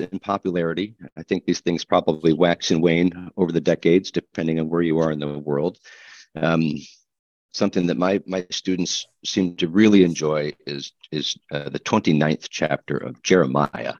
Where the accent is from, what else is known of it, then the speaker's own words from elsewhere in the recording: Midwest, United States; Moody Bible Institute was not far away from where I grew up in the Midwest